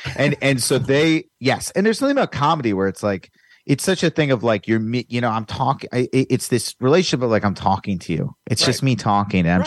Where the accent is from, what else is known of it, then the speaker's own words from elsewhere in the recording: Virginia, United States; now in Los Angeles, United States; I'm from Virginia